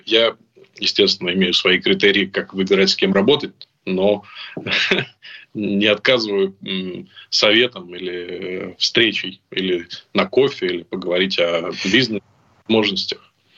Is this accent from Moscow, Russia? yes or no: yes; Moscow, Russia; moved away as an adult; now in Spain; я уехал из России, мне было восемнадцать лет